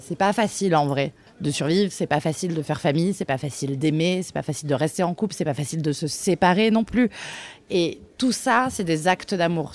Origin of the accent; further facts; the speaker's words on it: Bordeaux, Nouvelle-Aquitaine, France; moved away as an adult; also born or lived in Reims; now in Paris, France; j'ai grandi à Bordeaux